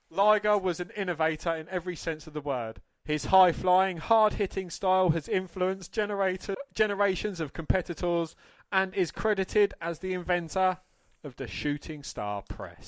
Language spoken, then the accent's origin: English; England, United Kingdom; I was always ashamed of being English